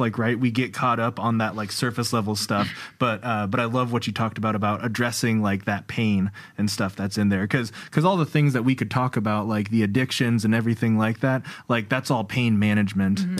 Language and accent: English; Iowa, United States; growing up in Iowa